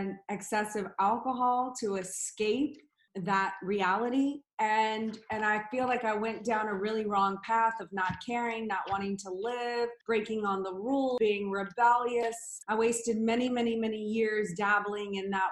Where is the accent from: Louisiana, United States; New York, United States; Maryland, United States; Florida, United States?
Louisiana, United States; New Orleans; I grew up in New Orleans, Louisiana